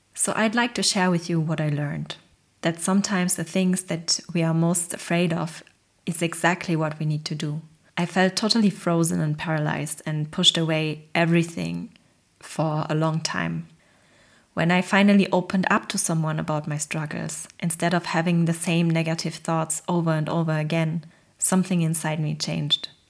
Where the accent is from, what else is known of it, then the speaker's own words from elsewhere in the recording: Germany; I come from a very humble Polish immigrant family and I grew up in Germany.